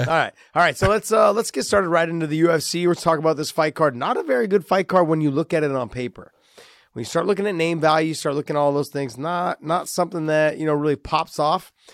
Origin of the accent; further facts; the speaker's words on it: United States; we're from the States